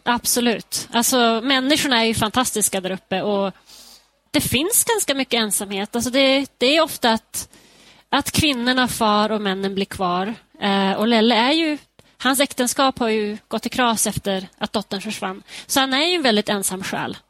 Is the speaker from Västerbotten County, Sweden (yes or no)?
yes; Skellefteå, Västerbotten County, Sweden; now in Denver, United States; min hemstad Skellefteå